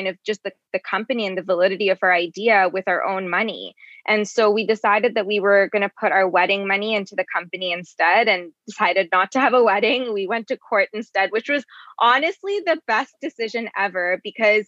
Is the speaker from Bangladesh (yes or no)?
yes; Bangladesh; moved away; I'm from Bangladesh originally